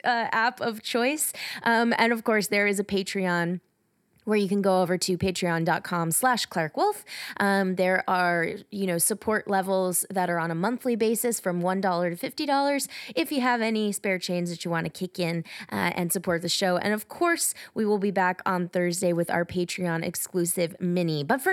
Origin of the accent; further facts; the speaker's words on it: Atlanta, Georgia, United States; I'm from Atlanta.